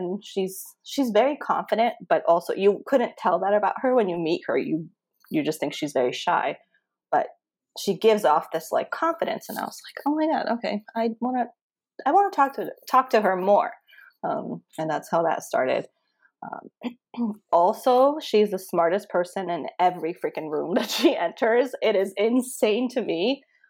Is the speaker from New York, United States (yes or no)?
no; Connecticut, United States; So I moved here from Connecticut, and all of my friends were living in Connecticut. I moved here just for grad school